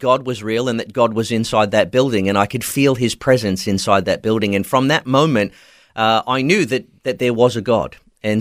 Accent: country Victoria, Australia; moved away as an adult; also born or lived in Nerang, Gold Coast, Queensland; was raised in country Victoria, but moved up to Queensland when I was 18 years old

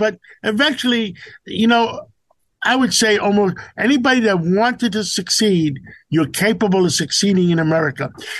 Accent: New York, United States; I grew up in Harlem on 135th Street

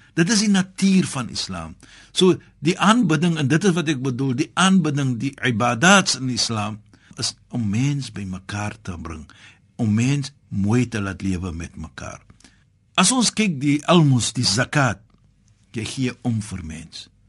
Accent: South Africa; Ek as 'n Suid-Afrikaner

